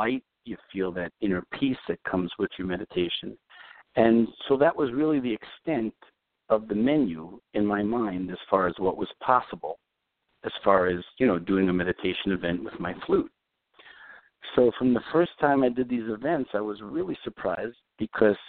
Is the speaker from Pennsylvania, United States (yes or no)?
no; New York City, New York, United States; I grew up in Brooklyn, New York, a long time before Brooklyn was cool